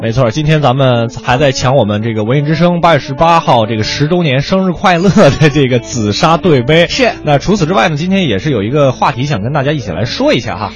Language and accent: Chinese; Beijing, China; 我的老家怀柔